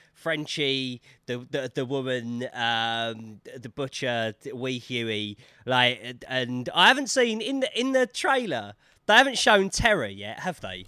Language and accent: English; London, United Kingdom; accent: Cockney